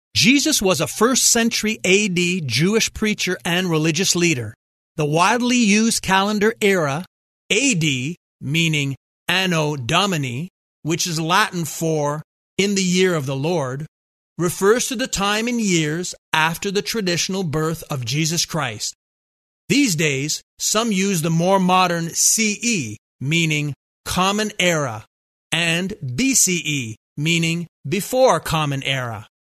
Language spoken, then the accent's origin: English; Montreal, Quebec, Canada; growing up in Montreal